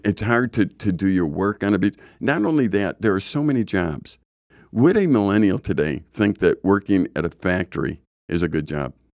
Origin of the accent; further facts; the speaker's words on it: Chicago, Illinois, United States; when I grew up in Chicago